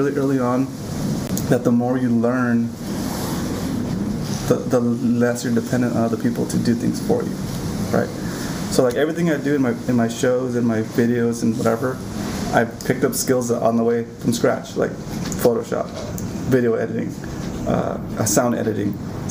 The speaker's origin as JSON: {"language": "English", "area": "Ventura County", "region": "California", "country": "United States", "tie": "born or raised there", "lives_now": "San Diego, United States", "said": "I grew up in Ventura County"}